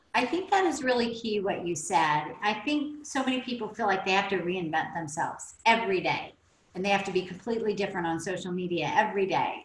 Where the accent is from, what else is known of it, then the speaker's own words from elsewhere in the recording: Oklahoma, United States; I grew up in Oklahoma